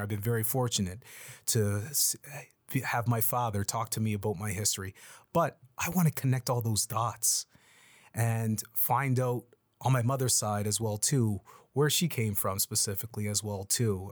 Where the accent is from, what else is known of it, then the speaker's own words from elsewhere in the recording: Yarmouth, Nova Scotia, Canada; now in Halifax, Canada; I'm from Yarmouth originally. Our born in, born and raised in Yarmouth, um, proud Yarmothian